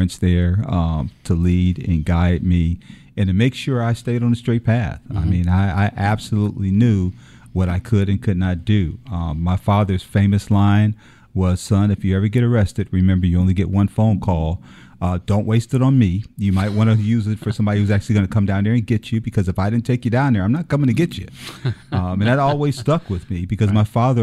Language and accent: English; Detroit, Michigan, United States; moved away as an adult; now in Savannah, United States; born and raised in Detroit, Michigan. Grew up there. Spent my childhood there.